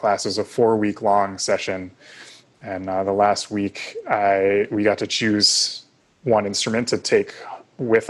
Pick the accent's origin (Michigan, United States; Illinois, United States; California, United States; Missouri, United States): Illinois, United States; Evanston; I grew up outside of Chicago, actually in the town of Evanston, which is where Northwestern is, where we went to school.